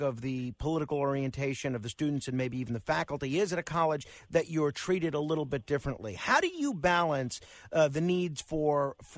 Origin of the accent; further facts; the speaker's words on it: New York City, New York, United States; Staten Island. My hometown